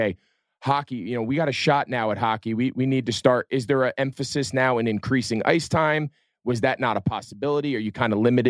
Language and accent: English; Northeast, United States; I grew up in the Northeast